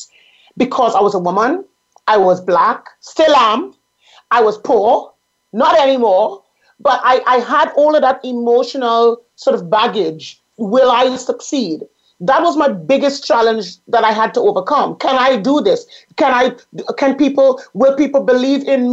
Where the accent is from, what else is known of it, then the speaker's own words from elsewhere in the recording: Trinidad & Tobago; I grew up in the Caribbean. I grew up in the beautiful island of Trinidad and Tobago